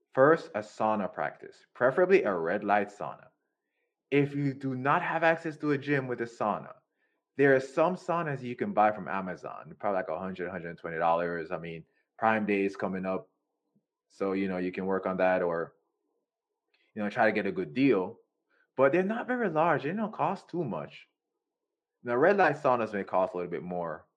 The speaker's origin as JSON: {"language": "English", "country": "Jamaica", "said": "I'm from Jamaica"}